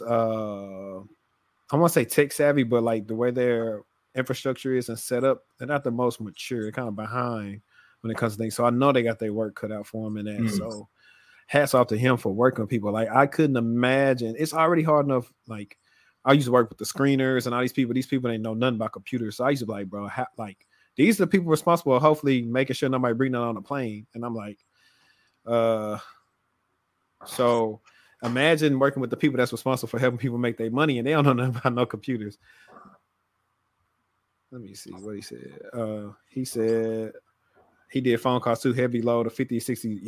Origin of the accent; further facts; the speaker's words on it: Shreveport, Louisiana, United States; now in Dallas-Fort Worth, United States; I'm from Louisiana, from Shreveport to be exact